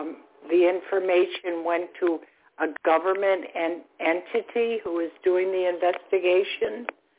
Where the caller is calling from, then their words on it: Florida, United States; I'm calling from Florida.